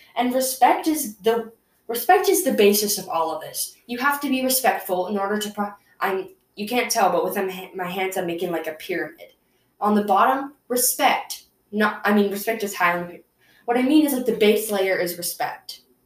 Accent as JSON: {"language": "English", "country": "United States", "said": "I'm from America"}